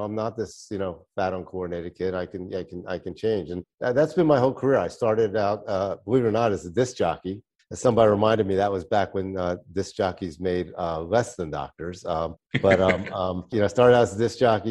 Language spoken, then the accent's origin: English; Philadelphia, Pennsylvania, United States; moved away; also born or lived in Florida; I was born in South Philly, so I have that South Philly attitude